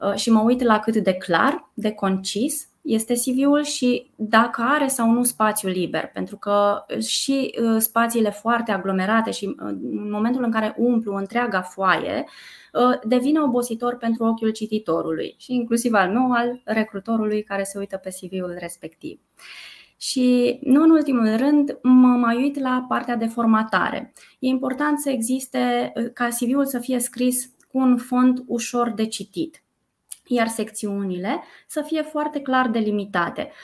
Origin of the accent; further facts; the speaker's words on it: Brașov, Brașov County, Romania; moved away as an adult; now in Bucharest, Romania; Eu sunt din Brașov, Uh, de fel. M-am mutat în București acum 19 ani